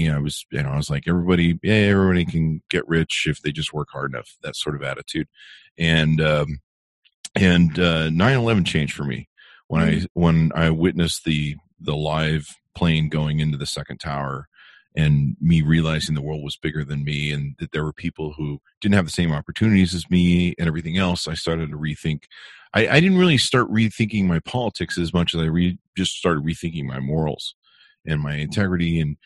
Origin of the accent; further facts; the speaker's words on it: Las Vegas, Nevada, United States; also born or lived in Utah; You know, I come from Las Vegas